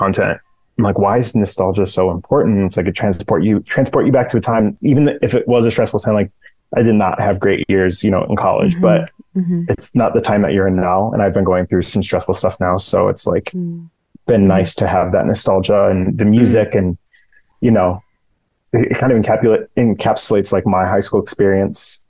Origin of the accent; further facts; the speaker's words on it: Midwest, United States; growing up in the Midwest